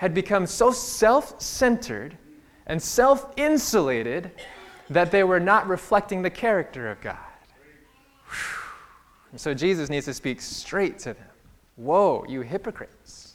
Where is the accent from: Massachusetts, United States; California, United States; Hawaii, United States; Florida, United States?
California, United States; also born or lived in Berrien Springs, Michigan; I'm from California